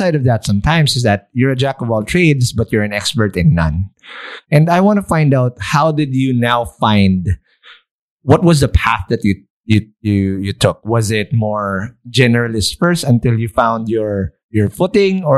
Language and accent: English; Philippines; we're just being Filipino ourselves too.